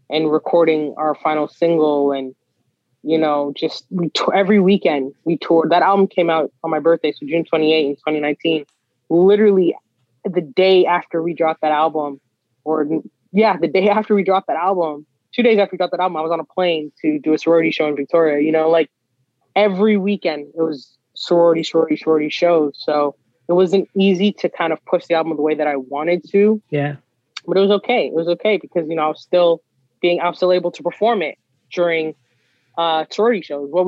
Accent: Guyana; Well, like I said, I'm Guyanese, I'm West Indian, and so I'm a huge fan of soca music.

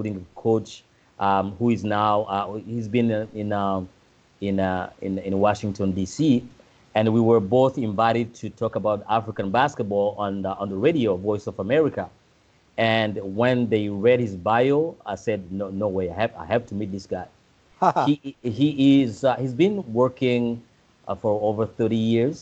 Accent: Burundi; moved away; growing up in Burundi

